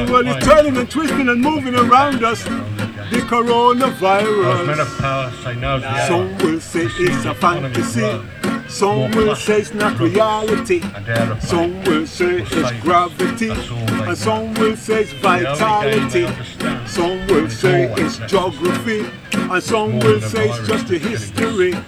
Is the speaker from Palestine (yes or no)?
no; Wolverhampton, West Midlands, United Kingdom; I'm from Wolverhampton